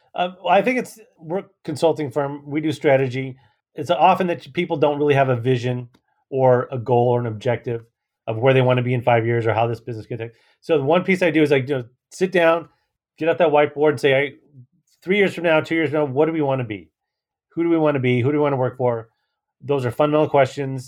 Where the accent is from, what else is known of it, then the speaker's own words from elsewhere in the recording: San Francisco, California, United States; San Francisco, obviously my hometown